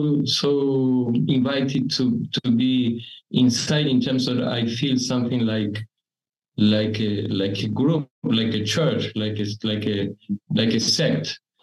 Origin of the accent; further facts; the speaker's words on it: Argentina; moved away as an adult; also born or lived in Brasilia, Brazil; now in Rio de Janeiro, Brazil; I was born in Argentina and I arrived to Brazil 5 days after Paulo Freire died, the 7th of May, 1997.